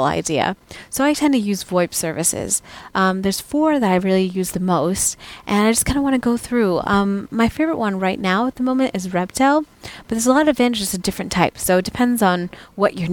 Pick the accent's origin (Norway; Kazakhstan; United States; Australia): United States; moved away as an adult; now in Europe; as an American expat in Europe